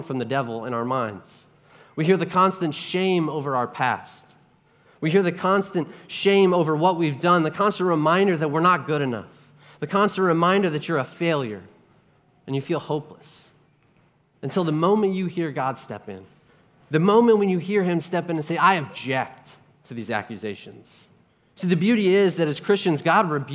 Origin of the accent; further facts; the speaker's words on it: Ohio, United States; I'm from Ohio, and if you don't know much about Ohio, there's not much there